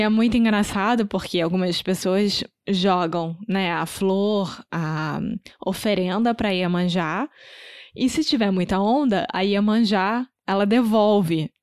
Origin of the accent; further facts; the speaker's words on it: Rio de Janeiro, Brazil; moved away; Eu sou brasileira, carioca do Rio de Janeiro.